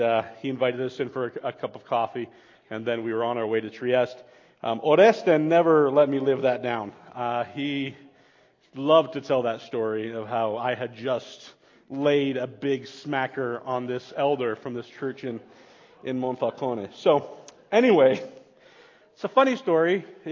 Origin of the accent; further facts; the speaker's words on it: Bolivia; Personal space didn't exist when I grew up in Bolivia.